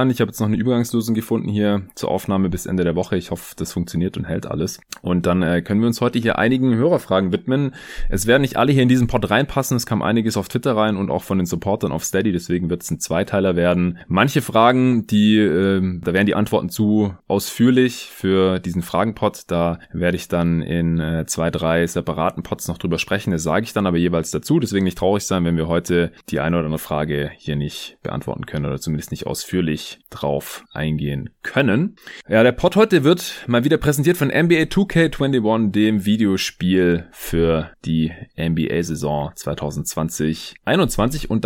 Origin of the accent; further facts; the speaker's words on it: Stuttgart, Baden-Württemberg, Germany; now in Berlin, Germany; weder im Raum Stuttgart, wo ich noch bis Sonntag war, zu Hause in meiner alten Heimat, noch jetzt hier in Berlin, wo ich seit gestern Montag wieder bin.